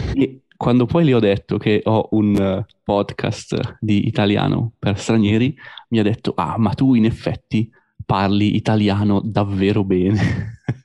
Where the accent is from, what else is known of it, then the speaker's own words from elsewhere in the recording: Busto Arsizio, Lombardy, Italy; come parlerei io a casa nella ridente città di Busto Arsizio